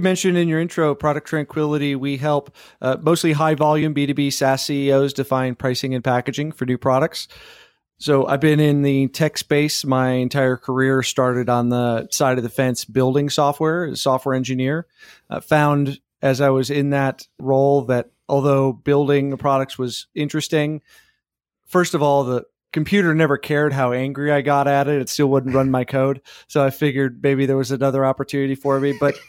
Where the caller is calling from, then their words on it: Austin, Texas, United States; Austin, Texas.